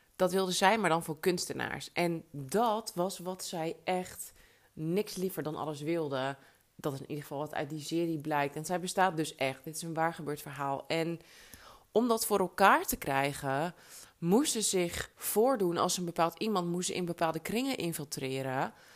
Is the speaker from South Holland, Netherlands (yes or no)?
no; Alkmaar, North Holland, Netherlands; moved away; also born or lived in New York; uit Alkmaar